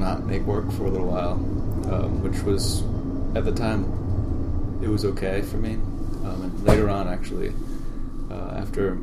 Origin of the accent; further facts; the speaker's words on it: Providence, Rhode Island, United States; So I'm originally from Providence. I grew up in a family, oldest of five children